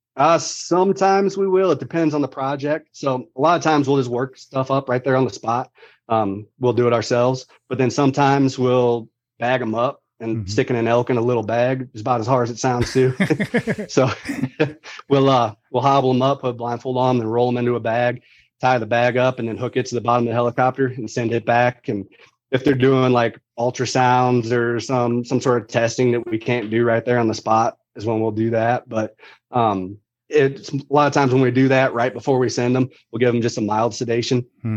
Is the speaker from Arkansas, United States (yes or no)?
no; St. Louis, Missouri, United States; Grew up in Missouri.